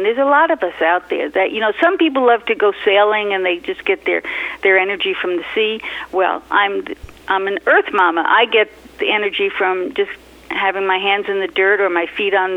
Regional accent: New York City, New York, United States; I grew up in New York City

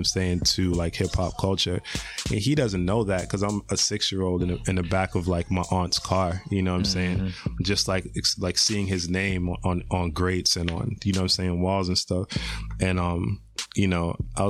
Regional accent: Boston, Massachusetts, United States; also born or lived in Quincy / Florida; I'm born in Boston. I am from Boston. Grew up in a bunch of different neighborhoods

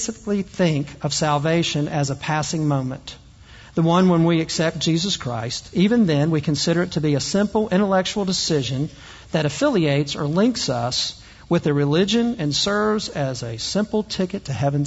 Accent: the South, United States; I'm also from the South. You probably can't tell from the way I talk

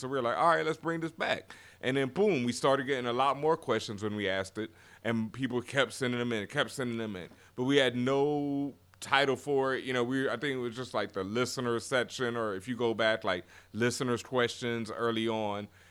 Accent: Houston, Texas, United States; I'm from Houston, Texas

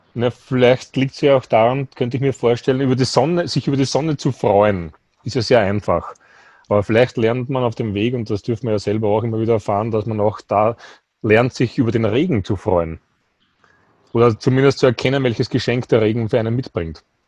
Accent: Austria; bei uns in Österreich

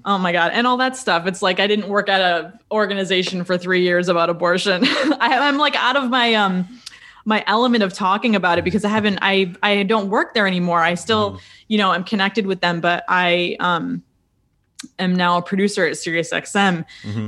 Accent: a little town south of Rochester, Western New York State, United States; moved away as an adult; also born or lived in Buffalo, New York; now in New York City, United States; I'm from Western New York State, uh, a little town uh, south of Rochester

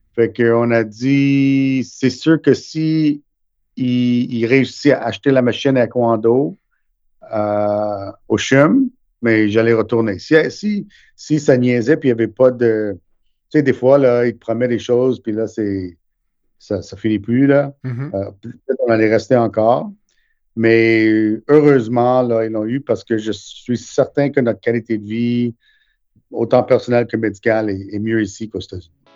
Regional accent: Montreal, Quebec, Canada; also born or lived in India; je suis né en Inde, euh, mais on a déménagé ici quand j'avais neuf mois

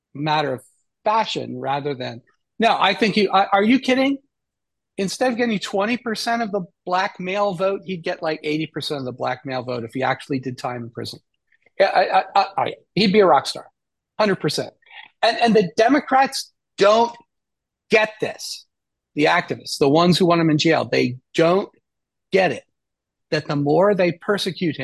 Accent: United States; as an American

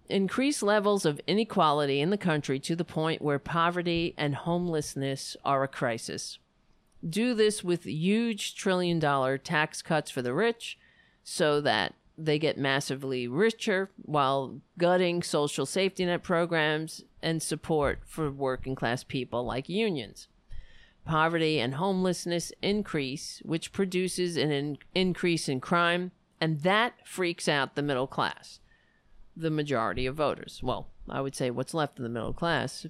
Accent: New York City, New York, United States; I'm from New York

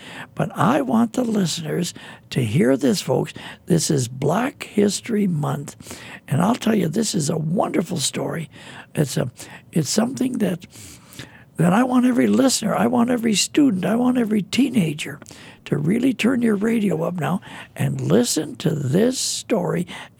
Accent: Minnesota, United States; moved away as an adult; also born or lived in California; now in Kansas City, United States; I was raised in Minnesota, and then when Shirley and I were married, went out to California.

